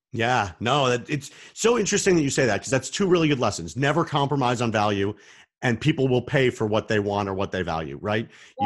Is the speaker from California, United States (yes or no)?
no; Arizona, United States; I'm from Arizona.